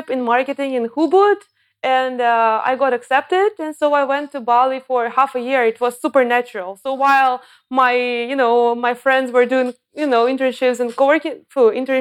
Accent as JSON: {"language": "English", "town": "Cheboksary", "region": "Chuvashia", "country": "Russia", "also_born_or_lived": "Moscow, Russia / Germany", "moved": "yes", "lives_now": "Chiang Mai, Thailand", "said": "I'm not even from Moscow. I'm from a smaller city, Chebokhsari."}